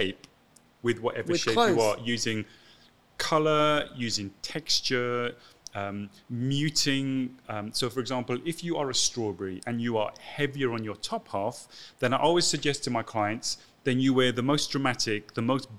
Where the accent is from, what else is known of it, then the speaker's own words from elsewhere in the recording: Llantrisant, Wales, United Kingdom; moved away as an adult; also born or lived in London; I grew up in Wales called Llantrisant.